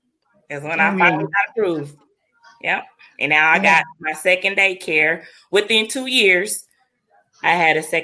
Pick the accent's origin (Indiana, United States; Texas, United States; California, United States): Indiana, United States; Muncie; also born or lived in Fishers, Indiana; we had moved back to my hometown when I opened up my home daycare, because I felt, you know, business in my home daycare would probably kick off better than business in Fishers. So we moved back to Muncie